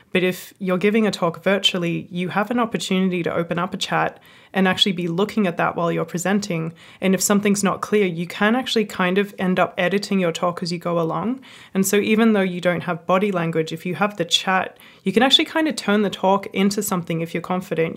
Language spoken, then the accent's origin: English; Australia; I'm Australian